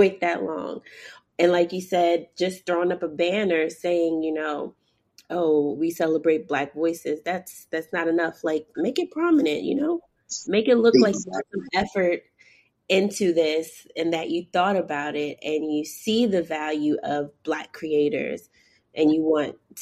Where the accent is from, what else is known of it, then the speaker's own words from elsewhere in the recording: New York City, New York, United States; growing up in Harlem